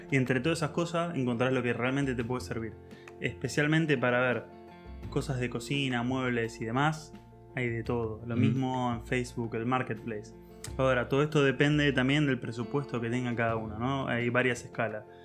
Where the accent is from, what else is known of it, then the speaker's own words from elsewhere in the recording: Argentina; moved away as an adult; now in Germany; como argentino